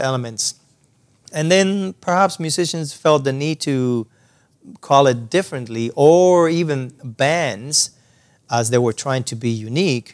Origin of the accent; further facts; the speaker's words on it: Cuba; English is a second language; moved away as an adult; also born or lived in San Antonio de los Baños, Cuba; now in Canada; I was born and raised in Cuba.